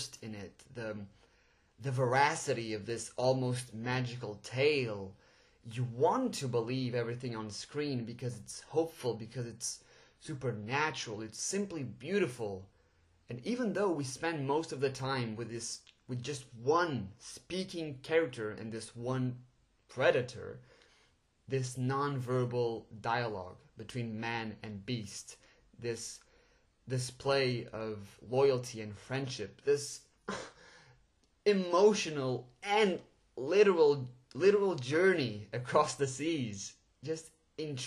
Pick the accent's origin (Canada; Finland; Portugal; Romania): Portugal; English is a second language; I'm actually Portuguese, so English is a second language, and well, I'm pretty sure my accent just gave it away.